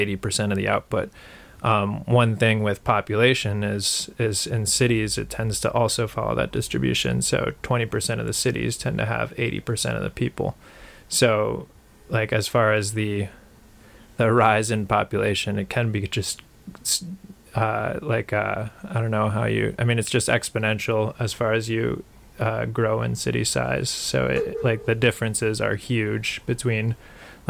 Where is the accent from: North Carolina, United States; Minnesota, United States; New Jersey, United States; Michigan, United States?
Minnesota, United States; we are from Minnesota and live in Minnesota